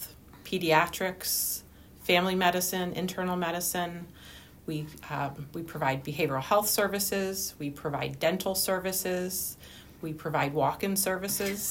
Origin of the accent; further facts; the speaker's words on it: Clarks Summit, Pennsylvania, United States; I live, born and raised in Clark Summit